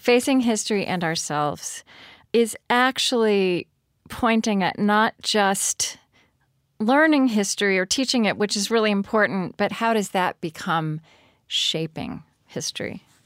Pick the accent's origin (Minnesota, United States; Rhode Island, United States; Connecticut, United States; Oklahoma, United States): Oklahoma, United States; I grew up in Oklahoma